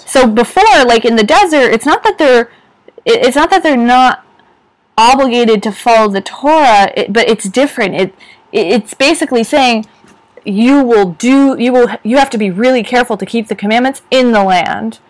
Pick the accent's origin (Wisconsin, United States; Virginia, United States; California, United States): California, United States; San Francisco Bay Area; I grew up in the San Francisco Bay Area